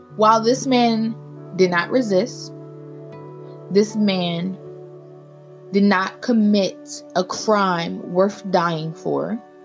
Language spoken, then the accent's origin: English; United States; we face as African American people